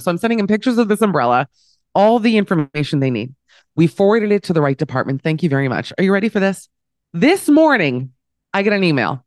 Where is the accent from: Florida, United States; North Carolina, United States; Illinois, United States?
Florida, United States; Miami; also born or lived in New York; now in Amsterdam, Netherlands; growing up in Miami